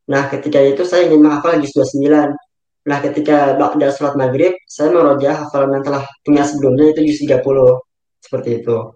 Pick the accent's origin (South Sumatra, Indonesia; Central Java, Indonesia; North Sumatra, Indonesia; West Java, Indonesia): West Java, Indonesia; Bekasi; Kemudian asal saya dari Bekasi.